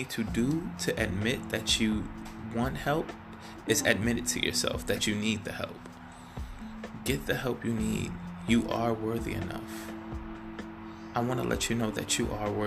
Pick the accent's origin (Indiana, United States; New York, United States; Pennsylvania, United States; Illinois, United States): New York, United States; New York City; now in California, United States; I'm originally from Brooklyn, New York, and I am living in California right now